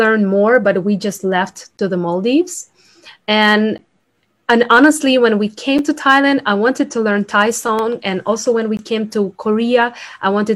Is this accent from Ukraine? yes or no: yes; Ukraine; English is a second language; moved away; I'm from Ukraine. So I speak two languages, like Russian, Ukrainian, and then I learn English